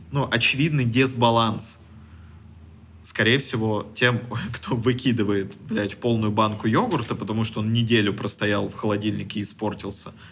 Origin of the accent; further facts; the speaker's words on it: Russia; born there; Ну, вот что вот мы такие, да, мы, вы, мы родились в России.